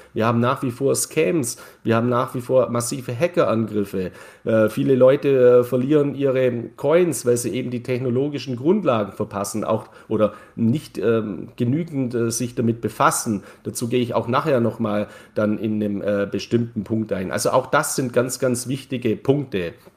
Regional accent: Neu-Ulm, Bavaria, Germany; ich komme aus Neu-Ulm

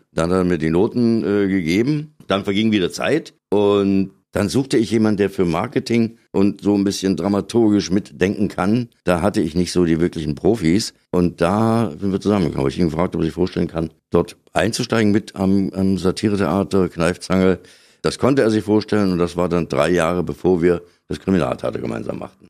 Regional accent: Bernburg, Saxony-Anhalt, Germany; in Bernburg, in meiner Geburtsstadt. Und dort habe ich so meine ersten Schritte gemacht

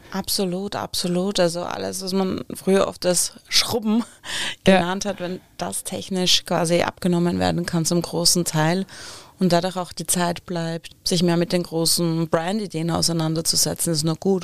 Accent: Upper Austria, Austria; Gemäß meiner Heimat ein oberösterreichischer Bergsee.

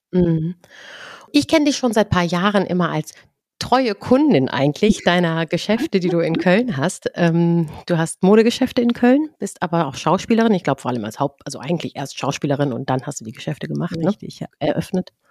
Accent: Iran; Gerade was so unsere eigene Identifikation mit dem Land als Iranerin

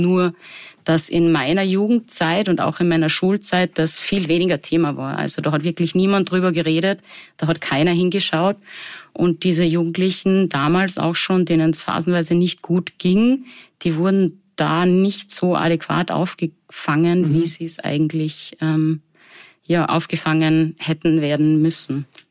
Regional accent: Salzburg, Austria; Ich komme ursprünglich aus Salzburg

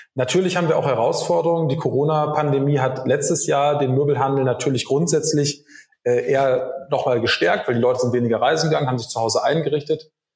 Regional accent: Rheda-Wiedenbrück, North Rhine-Westphalia, Germany; moved away as an adult; also born or lived in Bonn; Ich bin gebürtiger Reda Wiedenbrücker in der Nähe von Gütersloh

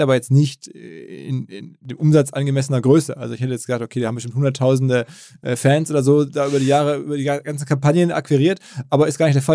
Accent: Ruhr area, North Rhine-Westphalia, Germany; gebürtigen Ruhrgebietler

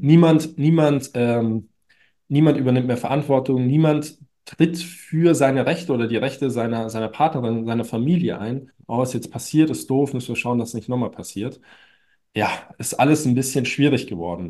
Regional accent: Munich, Bavaria, Germany; bei uns in München

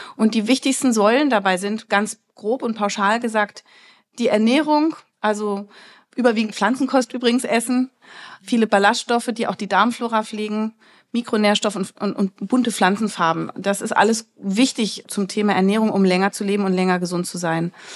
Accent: Berlin, Germany; ich komme aus Berlin

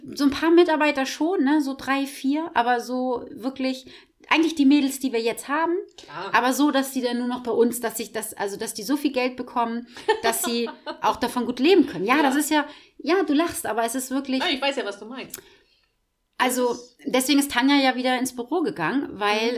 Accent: Schwarzenbek, Schleswig-Holstein, Germany; also born or lived in Kankelau; ich habe als Kind im Tierheim in Schwarzenbeek ähm, war ich in so einer Tierschutzgruppe drinne

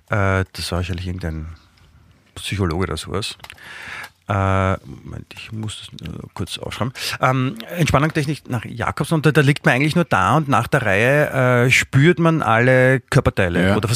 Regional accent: Vienna, Austria; ich bin ja Wiener, ich bin ja hier aufgewachsen, ich komme ja eh nicht raus aus meiner Haut

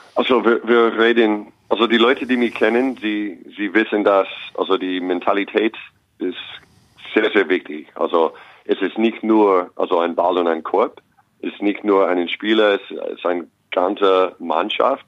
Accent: Los Angeles, California, United States; German is a second language; moved away as an adult; also born or lived in Long Beach / New York / Austria / Ulm; now in Braunschweig, Germany; ich bin in Los Angeles geboren und aufgewachsen, dann nach New York

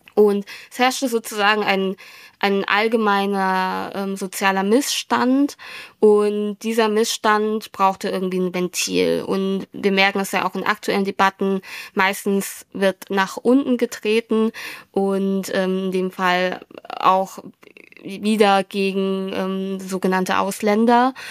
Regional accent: Germany; German is a second language; ich habe dann in der Schule Deutsch gelernt

